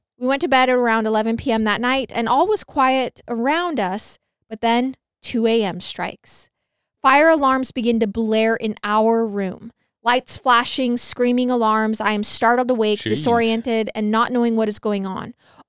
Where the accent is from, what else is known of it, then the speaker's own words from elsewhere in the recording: Nebraska, United States; I grew up in Nebraska, right along Interstate 80, which is a very high trafficking interstate.